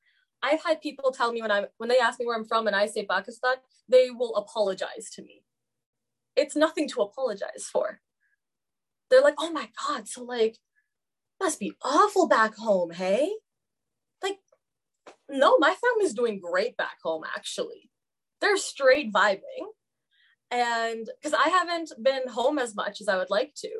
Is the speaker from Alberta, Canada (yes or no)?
yes; Fort McMurray, Alberta, Canada; moved away as an adult; now in Edmonton, Canada; I grew up in Fort Mac